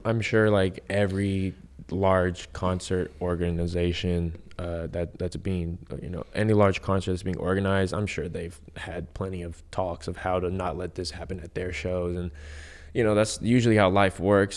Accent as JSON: {"language": "English", "town": "San Diego", "region": "California", "country": "United States", "tie": "born or raised there", "said": "I grew up in East County, San Diego."}